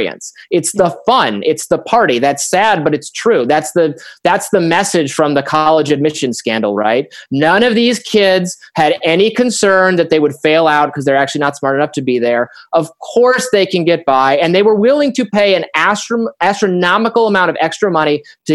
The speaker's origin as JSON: {"language": "English", "region": "Michigan", "country": "United States", "said": "I'm from Michigan"}